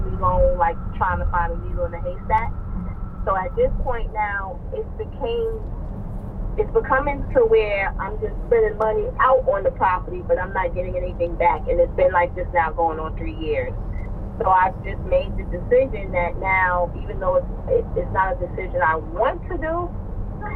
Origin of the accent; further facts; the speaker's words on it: New York, United States; I'm from New York